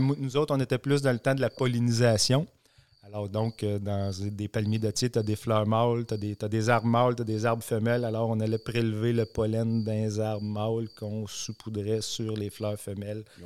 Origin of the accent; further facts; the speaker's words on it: Warwick area, Quebec, Canada; revenir travailler dans mon patelin avec des gens que je connais depuis toujours